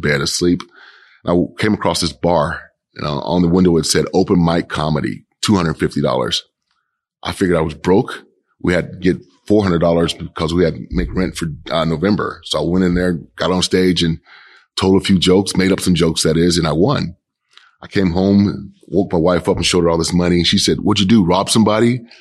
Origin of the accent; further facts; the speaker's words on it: Kansas City, Kansas, United States; moved away as an adult; now in Portland, United States; I grew up in Kansas City, Kansas.